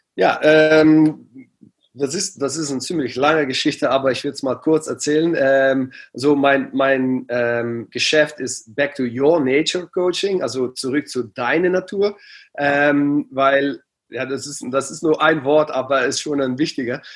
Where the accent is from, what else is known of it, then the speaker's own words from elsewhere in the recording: near Aachen, Limburg, Netherlands; German is a second language; ich bin geboren ganz in der Nähe von Aachen, also ähm, das war ja, 10, 15 Minuten von Aachen.